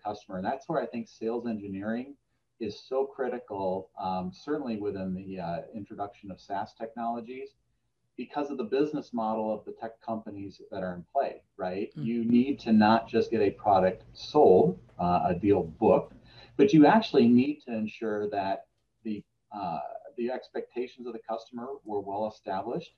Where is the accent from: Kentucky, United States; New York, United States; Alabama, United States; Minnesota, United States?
Minnesota, United States; moved away as an adult; also born or lived in Chicago area; we moved our family from the Chicago area back to Minnesota. Just for that same reason, get back closer to family